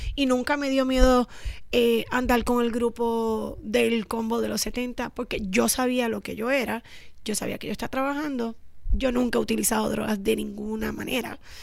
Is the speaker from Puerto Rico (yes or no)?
yes; San Juan, Puerto Rico; Nosotras somos oriundas del Viejo San Juan, de la calle San Sebastián, casi colindando ahí para Perla.